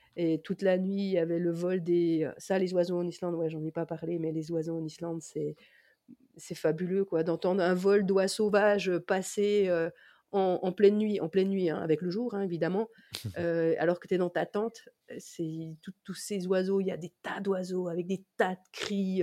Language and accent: French; France; en tant que Français